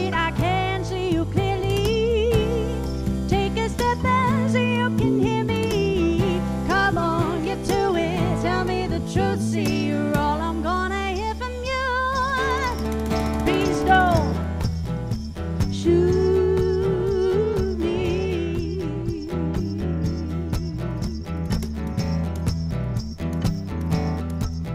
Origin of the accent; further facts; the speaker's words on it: West Coast, United States; I'm from the West Coast